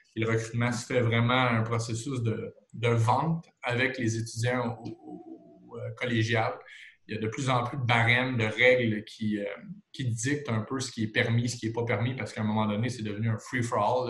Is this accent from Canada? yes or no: yes; Trois-Rivières, Quebec, Canada; je viens de la région de Trois-Rivières